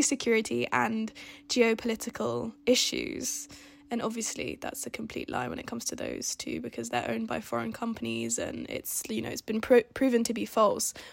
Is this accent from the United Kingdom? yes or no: yes; Portsmouth, South East England, United Kingdom; I'm from Portsmouth and there's two main roads on and off the island